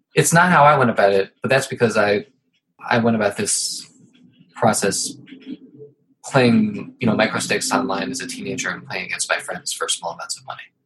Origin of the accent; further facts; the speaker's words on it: Ohio, United States; now in New York, United States; I'm from Ohio